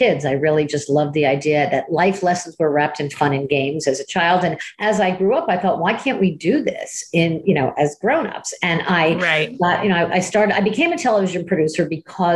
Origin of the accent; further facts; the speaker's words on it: Miami, Florida, United States; I was from Miami